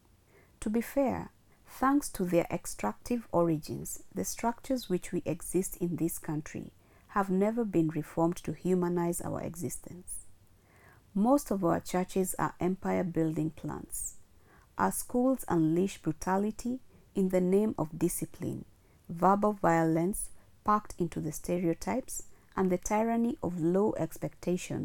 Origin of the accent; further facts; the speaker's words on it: Kisumu, Kisumu County, Kenya; now in Nairobi, Kenya; my hometown Kisumu